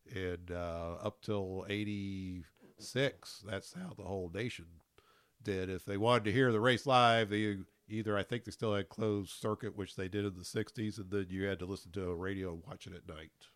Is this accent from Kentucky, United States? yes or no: yes; Louisville, Kentucky, United States; I'm from Louisville